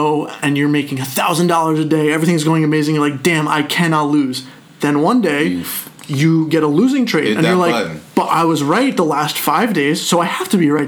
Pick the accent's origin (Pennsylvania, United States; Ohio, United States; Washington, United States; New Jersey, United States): New Jersey, United States; moved away; also born or lived in Manhattan, New York; I was born in Manhattan, raised in New Jersey